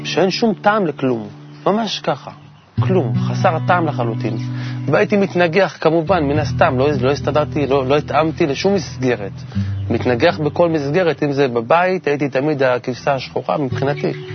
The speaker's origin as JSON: {"language": "Hebrew", "town": "Kfar Saba", "region": "Central District", "country": "Israel", "tie": "born or raised there", "said": "גדלתי בכפר, בכפר סבא"}